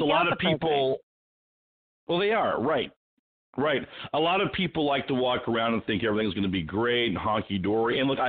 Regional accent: Sacramento, California, United States; also born or lived in Anaheim; And I know I grew up there in Sacramento and in Anaheim. My father was in the U.S. Air Force.

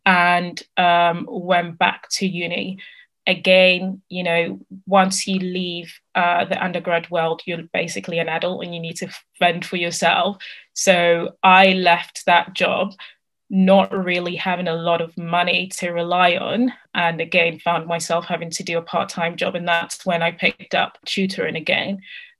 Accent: Italy; moved away as an adult; I started looking for part-time jobs because I came from Italy. I didn't get the maintenance loan.

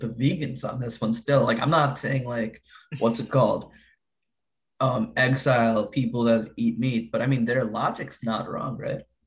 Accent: New Jersey, United States; we're from Jersey

